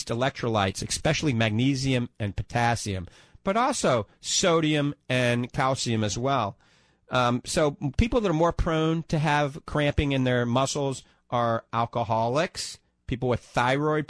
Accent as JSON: {"language": "English", "town": "New Orleans", "region": "Louisiana", "country": "United States", "accent": "New Orleans", "moved": "yes", "lives_now": "The Villages, United States", "said": "my New Orleans accent"}